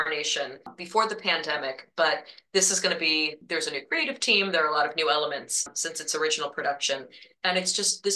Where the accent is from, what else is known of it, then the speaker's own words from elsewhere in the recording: Marion, Ohio, United States; my parents did community theater in my hometown of Marion, Ohio.